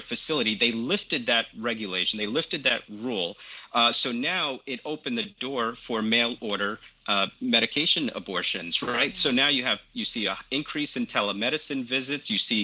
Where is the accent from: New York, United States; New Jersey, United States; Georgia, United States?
New Jersey, United States; my home state of New Jersey